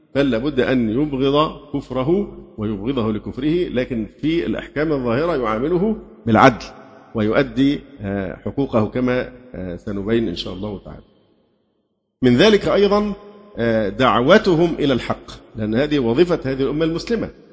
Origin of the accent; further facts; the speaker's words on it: Egypt; اللي عندنا في مصر